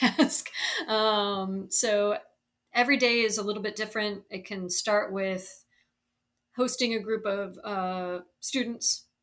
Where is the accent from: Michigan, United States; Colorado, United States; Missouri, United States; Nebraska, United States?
Missouri, United States; St. Louis; moved away as an adult; also born or lived in Chicago; now in New Orleans, United States; I grew up in St. Louis, so on the Mississippi River.